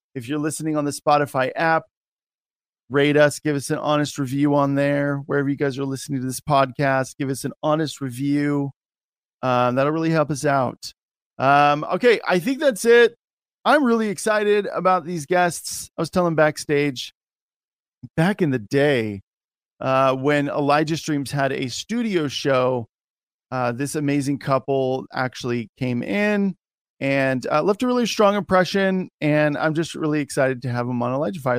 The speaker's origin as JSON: {"language": "English", "country": "United States", "said": "as an American"}